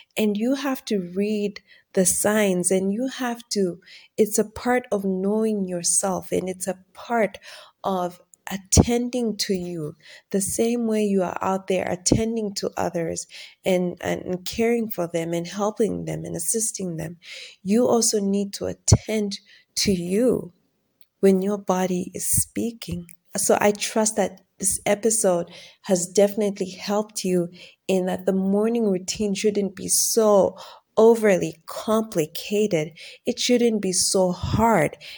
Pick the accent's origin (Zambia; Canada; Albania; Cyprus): Zambia; I'm from Zambia